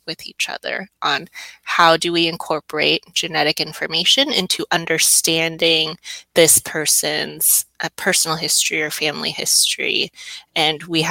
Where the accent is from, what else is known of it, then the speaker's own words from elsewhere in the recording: Orange County, California, United States; also born or lived in Michigan; I grew up in Orange County